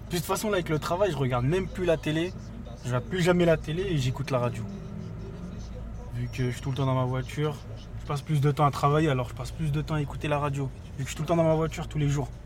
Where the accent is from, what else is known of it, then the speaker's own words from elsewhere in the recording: Haiti; now in France; Déjà, moi, je suis haïtien.